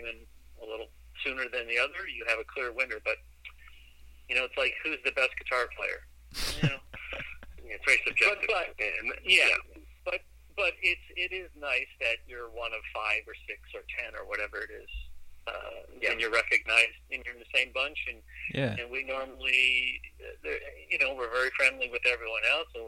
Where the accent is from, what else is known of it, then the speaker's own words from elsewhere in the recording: Cleveland, Ohio, United States; now in Los Angeles, United States; I'm from Cleveland